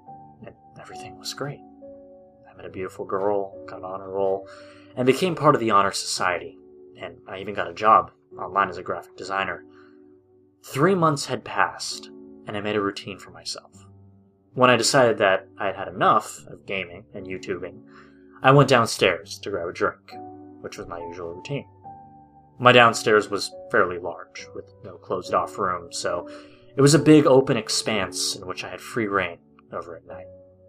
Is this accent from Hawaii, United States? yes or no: yes; Hawaii Kai, Hawaii, United States; I had moved away from my hometown of Hawaiʻikai. It's a small community on the even smaller island of Oahu, located on the ever-warm Hawaii.